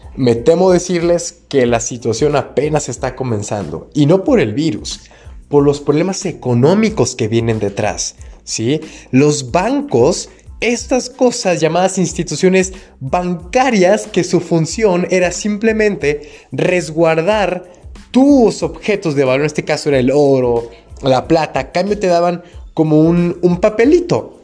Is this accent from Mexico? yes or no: yes; Mexico; yo que soy de México